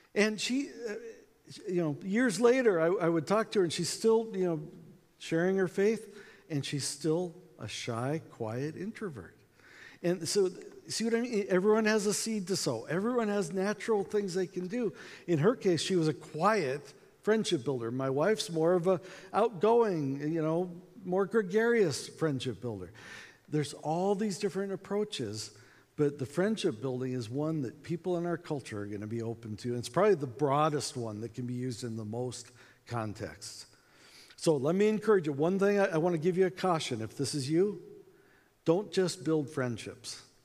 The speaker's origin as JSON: {"language": "English", "country": "United States", "accent": "American", "said": "we're from America"}